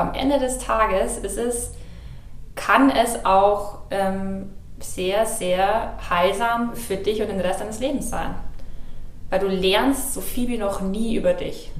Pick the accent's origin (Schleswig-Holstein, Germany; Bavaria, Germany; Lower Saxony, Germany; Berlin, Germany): Bavaria, Germany; Ingolstadt; dann habe ich in Ingolstadt, in meiner Heimatstadt, in der Agentur, in der Schrägstrich Beratung angefangen